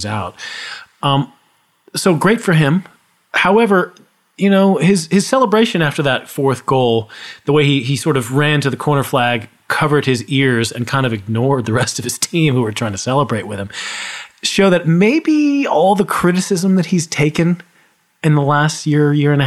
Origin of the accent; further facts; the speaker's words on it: United States; as an American